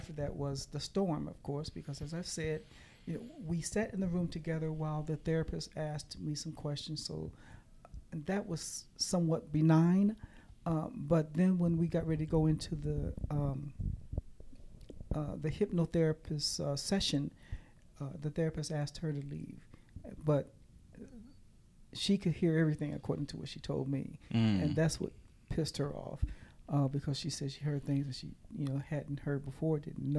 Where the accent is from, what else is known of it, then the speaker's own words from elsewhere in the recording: Kansas City, Missouri, United States; now in Oklahoma, United States; I am originally from Kansas City, Missouri. I now live in Oklahoma.